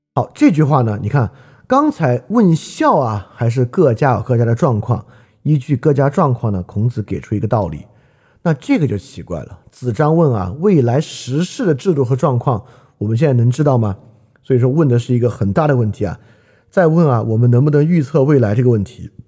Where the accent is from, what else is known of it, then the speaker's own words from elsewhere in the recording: China; 我们中国人都理解不了